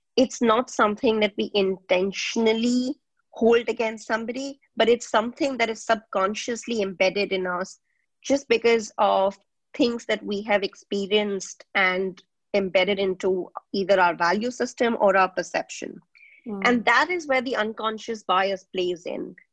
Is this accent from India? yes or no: yes; India; moved away as an adult; also born or lived in Nigeria; I was born in India, but I have spent my growing up years across Nigeria and India